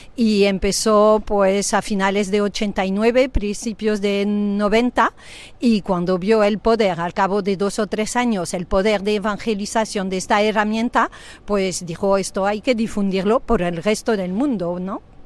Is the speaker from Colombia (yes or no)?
no; France; moved away as an adult; now in Spain; soy francesa, pero afincada aquí en España, casado con un español, pues desde 34 años